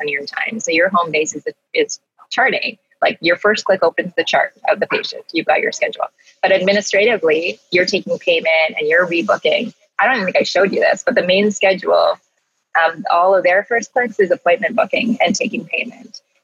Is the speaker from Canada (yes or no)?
yes; Canada; we're so Canadian